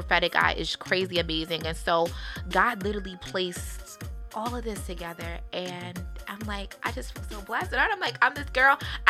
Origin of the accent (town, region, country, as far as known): Baltimore, Maryland, United States